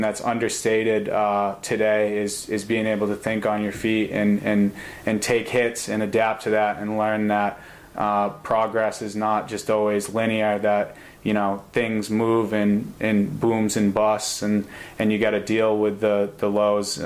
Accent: Concord, United States; growing up in the Salisbury Green apartment complex in Concord

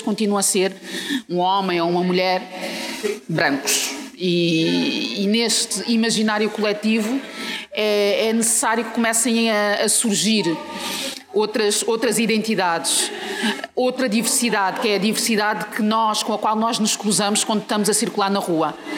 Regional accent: Portugal; also born or lived in Mozambique; eu nasci em Moçambique e, e cresci, passei a minha vida toda em Portugal, mas nasci em Moçambique.

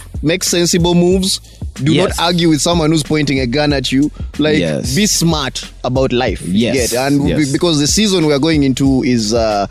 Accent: Kampala, Central Region, Uganda; It was my hood for like what? Something like 15 years? Grew up there basically.

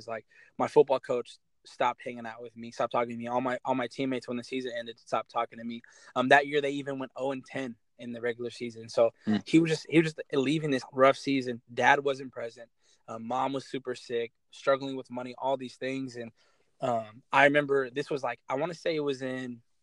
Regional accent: Kent, Washington, United States; also born or lived in Ventura, California; And the city I'm from Kent, Washington. I was born in Ventura, California, but I grew up in Kent.

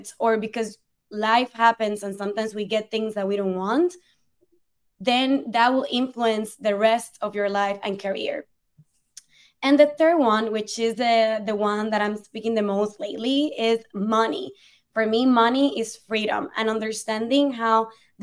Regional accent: Puerto Rico; English is a second language; moved away as an adult; also born or lived in Spain / Ireland; now in New York City, United States; being born and raised in Puerto Rico, a beautiful island in the Caribbean

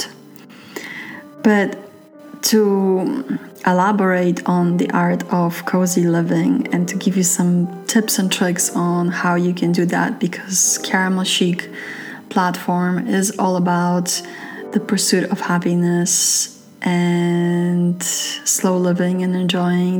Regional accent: New York City, New York, United States; moved away as an adult; I'm from New York City, and I've noticed that when I lived in New York City

